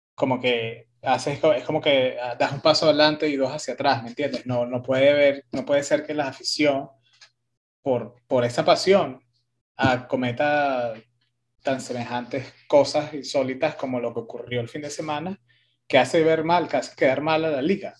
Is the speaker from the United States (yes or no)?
yes; United States; como una persona que se crió aquí en Estados Unidos